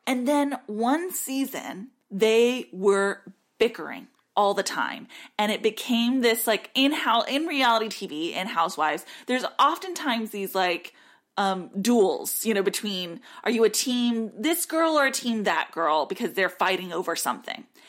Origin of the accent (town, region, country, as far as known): United States